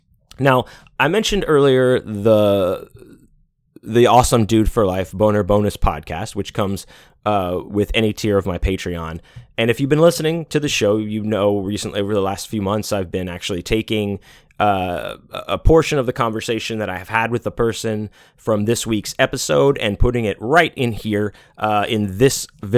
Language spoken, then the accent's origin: English; Pittsburgh, Pennsylvania, United States; You know, I myself am born and native of Pennsylvania. I was born in Pittsburgh.